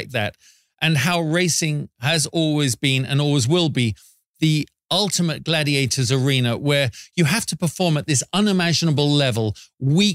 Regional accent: United Kingdom; now in Las Vegas, United States; As a Brit

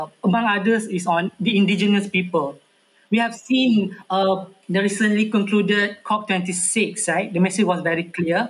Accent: Malaysia; as a Malaysian

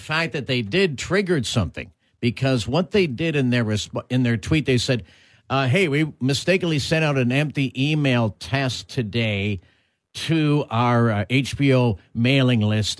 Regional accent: Toronto, Ontario, Canada; now in Winnipeg, Canada; personally I grew up in Toronto, but my dad was a Canadiens fan.

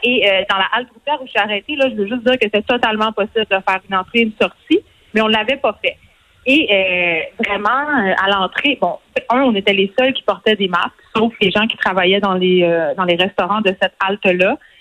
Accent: Montreal, Quebec, Canada; c'est clair qu'on on vient de Montréal

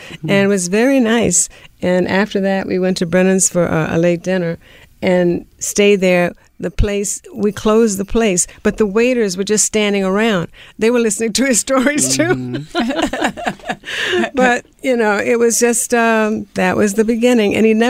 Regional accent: New Orleans, Louisiana, United States; We were in New Orleans. I'm from New Orleans.

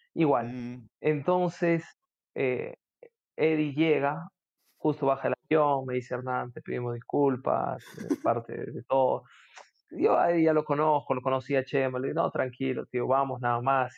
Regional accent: Chachapoyas, Amazonas, Peru; Mi papá sí es, pero yo soy de Chachapoyas

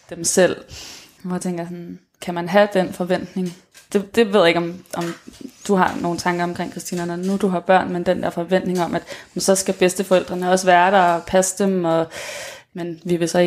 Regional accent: Copenhagen, Capital Region of Denmark, Denmark; men nu er jeg selv fra København

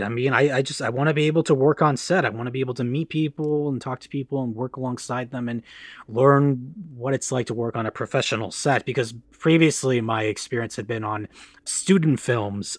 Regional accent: Farmington Hills, Michigan, United States; also born or lived in London, Ontario, Canada / Los Angeles; I grew up in Farmington Hills, Michigan, where I'm currently residing due to the pandemic

